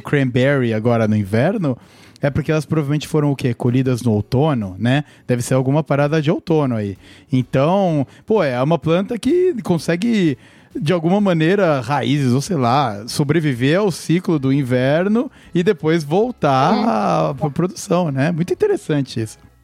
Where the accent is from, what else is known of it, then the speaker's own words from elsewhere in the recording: Brazil; moved away; o nosso Natal lá tá 30 graus